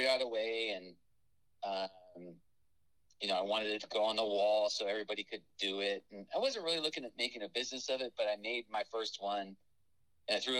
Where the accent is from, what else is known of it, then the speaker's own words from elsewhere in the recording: Los Angeles, California, United States; moved away; also born or lived in Burbank; I grew up in North Hollywood or Burbank, and for a period of time until I was about 14 or so